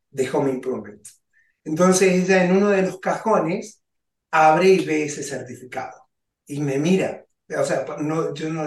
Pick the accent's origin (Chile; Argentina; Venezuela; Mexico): Argentina; moved away as an adult; also born or lived in Maryland; now in United States; Yo vengo de Argentina, hace 23 años que estoy en el país